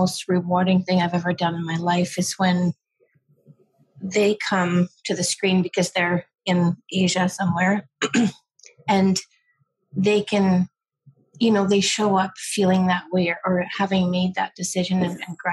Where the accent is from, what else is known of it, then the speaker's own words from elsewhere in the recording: Livingston, Scotland, United Kingdom; also born or lived in Isle of Lewis; now in Canada; I was born in Livingston, outside of Edinburgh, but my mum and dad are from the Isle of Lewis